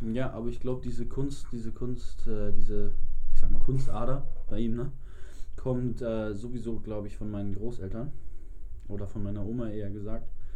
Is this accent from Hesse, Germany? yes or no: no; Hamburg, Germany; Und wir sind auch immer zum Marionasplatz bei uns in Eppendorf gefahren und waren da so zu 12, 15 waren wir damals immer im Sommer skaten